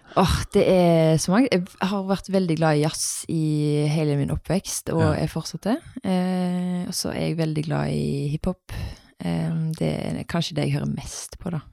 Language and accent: Norwegian; Haugesund, Rogaland, Norway; moved away as an adult; now in Bergen, Norway; Bodde her til jeg var åtte, så flytta vi til Haugesund. Mm. Eh, så det er der jeg er oppvokst.